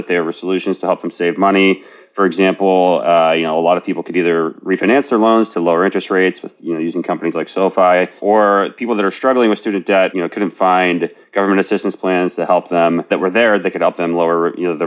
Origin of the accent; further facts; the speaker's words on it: West Virginia, United States; moved away as an adult; now in San Francisco, United States; I worked for my dad's small business as a kid growing up in West Virginia.